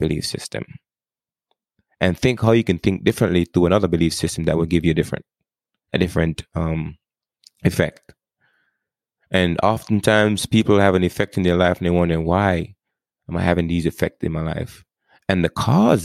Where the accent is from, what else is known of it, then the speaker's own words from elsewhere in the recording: Jamaica; moved away; I grew up in Jamaica. I mean, I learned English growing up, but we speak something else.